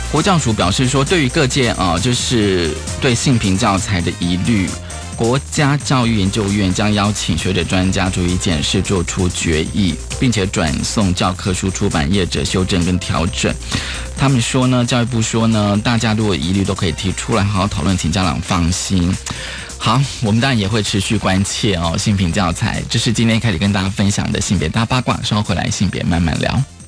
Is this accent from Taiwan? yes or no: yes; Taiwan; 这个其实我觉得对于我作为一个台湾人看